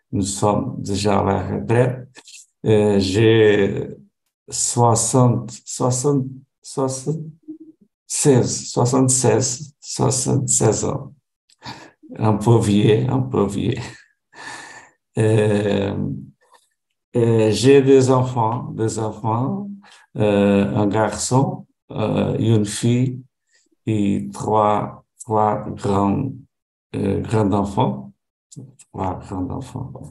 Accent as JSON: {"language": "French", "country": "Portugal", "second_language": "French", "said": "Je, je suis portugais. Je vis, euh, je vis euh, près à Lisbonne. la capitale."}